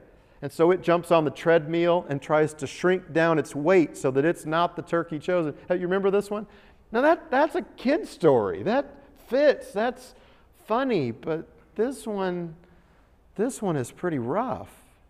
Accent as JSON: {"language": "English", "country": "United States"}